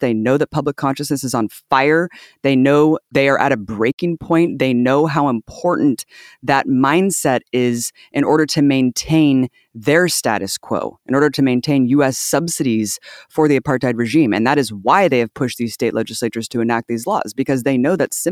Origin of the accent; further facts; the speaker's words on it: United States; as an American white ally